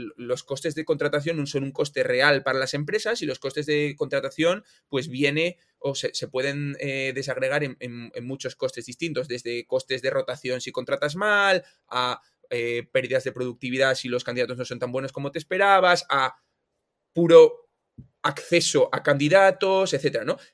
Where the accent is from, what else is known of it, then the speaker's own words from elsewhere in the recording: Oviedo, Asturias, Spain; soy un tío de Oviedo, estudié en la Universidad de Oviedo